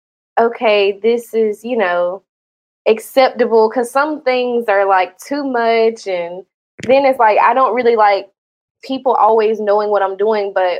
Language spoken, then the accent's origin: English; Georgia, United States; now in Florida, United States; Because I'm from Georgia, so I literally moved like straight from Florida. Straight from Georgia to Florida